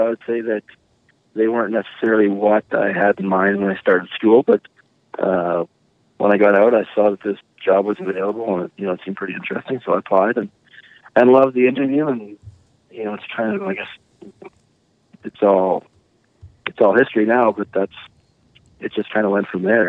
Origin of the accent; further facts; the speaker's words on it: Drake, Saskatchewan, Canada; I grew up in a little town called Drake, which is also just west of Quills.